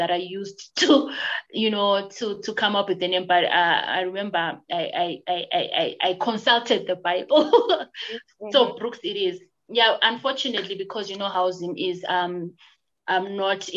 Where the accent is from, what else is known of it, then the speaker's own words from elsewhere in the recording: Bulawayo, Zimbabwe; also born or lived in Plumtree; I was born in Plumtree and I stayed in Plumtree since I was born, and we lived, I think, when I was grade two, and I've lived in Bulawayo for until now